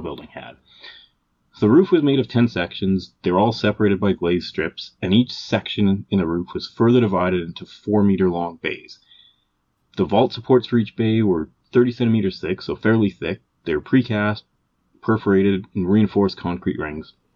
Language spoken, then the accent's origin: English; Calgary, Alberta, Canada; we're both from Calgary, Alberta, Canada.